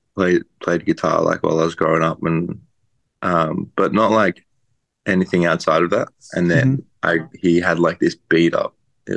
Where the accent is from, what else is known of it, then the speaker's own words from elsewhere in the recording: Melbourne, Victoria, Australia; born and raised, baby.